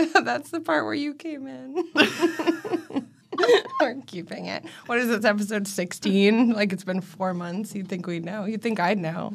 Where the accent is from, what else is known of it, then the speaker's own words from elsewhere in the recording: Washington, United States; I grew up in Washington